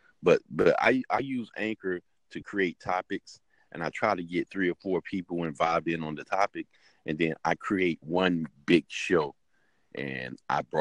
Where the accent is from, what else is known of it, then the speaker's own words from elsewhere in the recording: North Carolina, United States; now in Richmond, United States; I'm from North Carolina, but I'm living in Richmond, Virginia